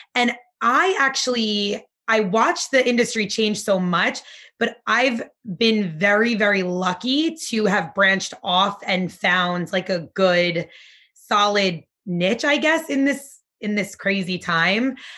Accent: Nutley, New Jersey, United States; also born or lived in Barnegat, New Jersey; now in Asbury Park, United States; eventually we moved to Nutley, New Jersey. That's where I grew up.

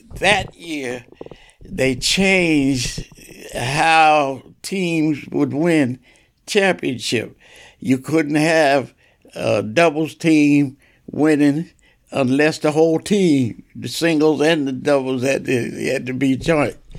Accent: Asbury Park, New Jersey, United States; growing up in Asbury Park

